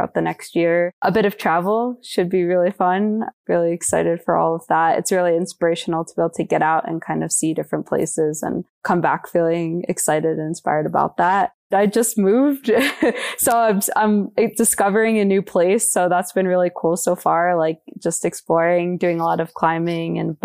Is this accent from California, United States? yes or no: no; New Jersey, United States; also born or lived in New York; now in Boulder, United States; I'm from New Jersey and I don't have a small family